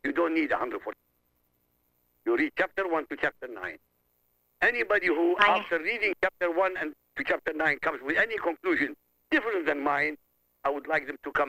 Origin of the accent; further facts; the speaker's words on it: Iraq; moved away; I come from Iraq.